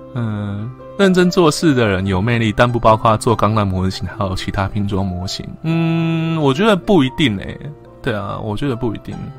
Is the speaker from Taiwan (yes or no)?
yes; Tainan, Taiwan; 虽然我是台湾人